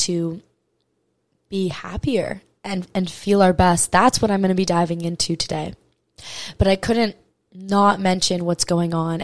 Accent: Maui, Hawaii, United States; I am from Maui, Hawaii. It is my home

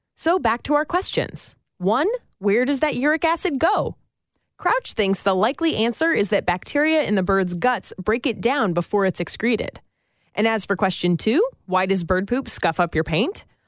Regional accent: Northern California, United States; I grew up in Northern California

